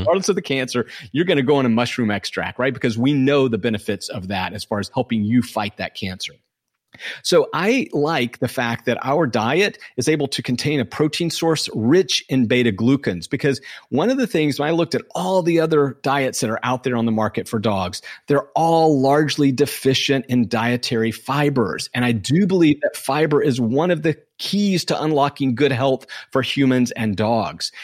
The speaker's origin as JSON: {"language": "English", "region": "Southwest Georgia", "country": "United States", "tie": "born or raised there", "moved": "yes", "said": "I grew up in Southwest Georgia"}